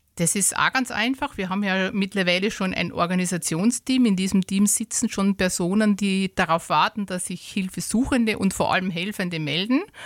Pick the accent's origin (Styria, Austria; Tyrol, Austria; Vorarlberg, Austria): Styria, Austria; bei uns in der Steiermark